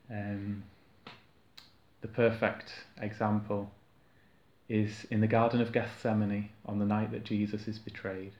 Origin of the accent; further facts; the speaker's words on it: United Kingdom; us as British people culturally